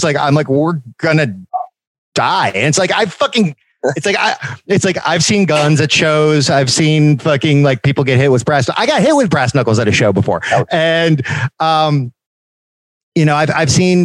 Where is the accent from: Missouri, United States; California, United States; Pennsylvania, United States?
Pennsylvania, United States; Philadelphia; I'm from Philadelphia.